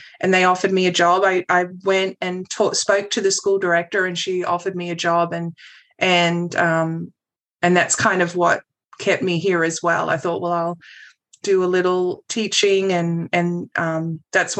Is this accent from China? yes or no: no; Australia; moved away as an adult; also born or lived in New Zealand; now in United States; my family moved to Australia when I was 5 years old. And so my schooling and all my education was done in Australia